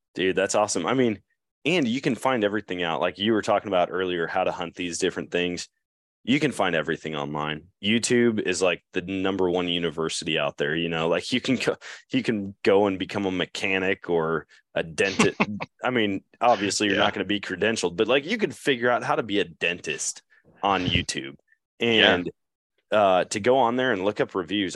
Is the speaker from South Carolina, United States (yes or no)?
no; Eau Claire, Wisconsin, United States; growing up in Eau Claire